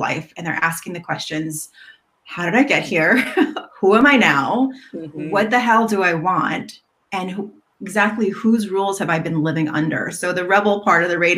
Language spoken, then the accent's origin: English; New York City, New York, United States; moved away as an adult; now in California, United States; I grew up in New York City